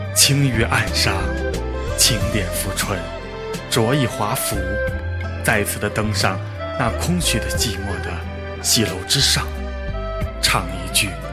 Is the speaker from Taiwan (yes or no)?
no; China; 我是一名中华传统婚俗文化的践行者